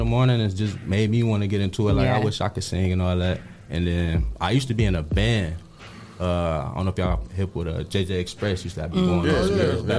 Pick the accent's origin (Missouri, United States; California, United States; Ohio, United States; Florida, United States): Ohio, United States; Toledo; born or raised there